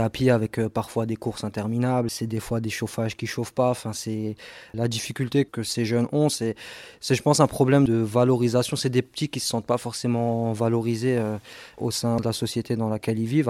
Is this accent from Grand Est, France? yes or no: yes; Strasbourg, Grand Est, France; moi j'ai grandi à Cronenbourg